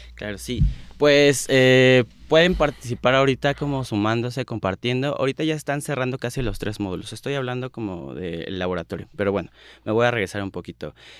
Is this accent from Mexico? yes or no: yes; State of Mexico, Mexico; yo soy del Estado de México, yo soy una marica, pues sí, rural